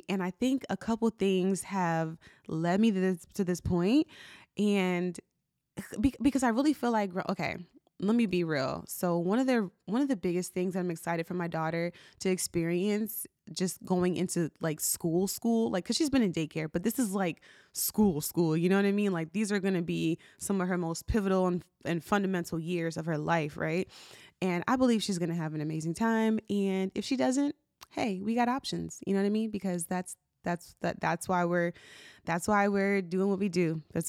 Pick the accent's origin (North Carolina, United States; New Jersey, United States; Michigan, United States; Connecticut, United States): New Jersey, United States; now in Maryland, United States; And So when I was growing up, I grew up in New Jersey. And so for context, right now I live in Maryland.